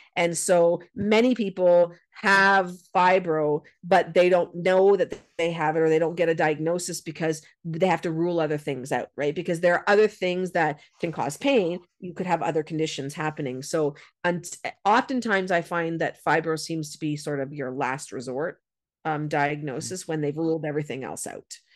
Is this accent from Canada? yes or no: yes; Canada; I'm a Canadian and we've got lots of snow